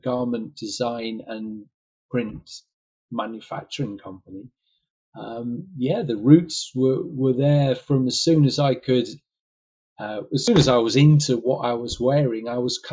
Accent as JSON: {"language": "English", "town": "Harrogate", "region": "Yorkshire and the Humber", "country": "United Kingdom", "tie": "born or raised there", "moved": "as an adult", "lives_now": "London, United Kingdom", "said": "I was brought up in Harrogate"}